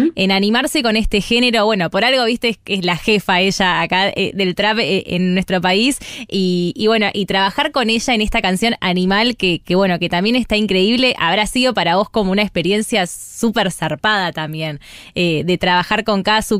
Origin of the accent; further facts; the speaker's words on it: Monte Grande, Buenos Aires Province, Argentina; soy más de Monte Grande